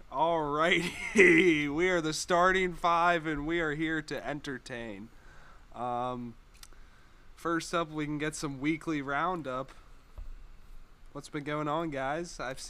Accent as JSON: {"language": "English", "town": "Richmond", "region": "Virginia", "country": "United States", "said": "I'm from the Richmond area."}